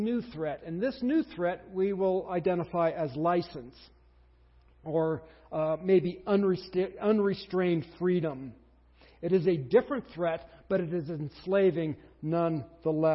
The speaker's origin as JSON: {"language": "English", "country": "United States", "said": "We're Americans"}